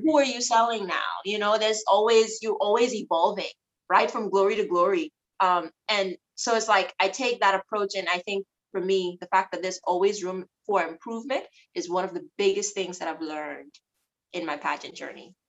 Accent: Abaco, Bahamas; also born or lived in Nassau; I'm from Abaco, but I have a Nassau mom

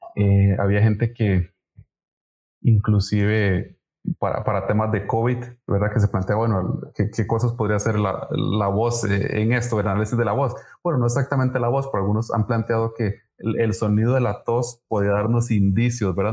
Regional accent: Costa Rica; aquí en nuestro país

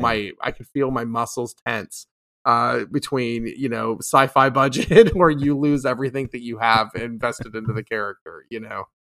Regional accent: Austin, Texas, United States; I'm from Austin

